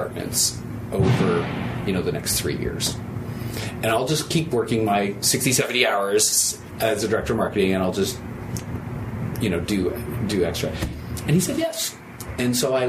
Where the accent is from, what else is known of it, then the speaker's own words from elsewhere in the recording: Toronto, Ontario, Canada; moved away as an adult; now in Philadelphia, United States; I'm a Canadian, and I was born and raised in Toronto.